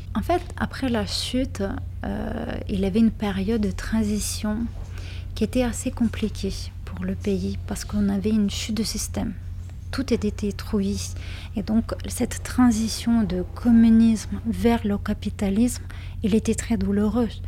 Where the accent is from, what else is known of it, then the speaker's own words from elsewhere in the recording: Kaunas, Kaunas County, Lithuania; French is a second language; je suis née dans une ville qui s'appelle Kaunas, donc c'est la deuxième ville de Lituanie